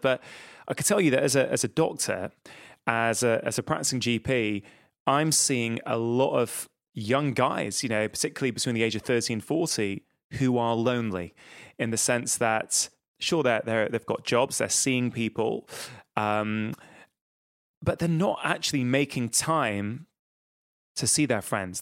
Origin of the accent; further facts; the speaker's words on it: Manchester, North West England, United Kingdom; I'm from the Northwest, I'm from Manchester, that's where I sort of grown up most of my life